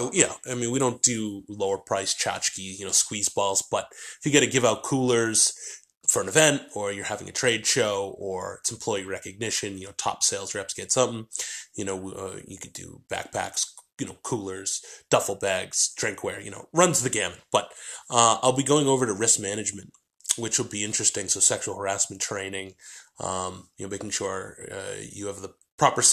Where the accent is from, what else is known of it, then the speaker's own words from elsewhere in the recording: New Hampshire, United States; moved away; also born or lived in Boston; I grew up in New Hampshire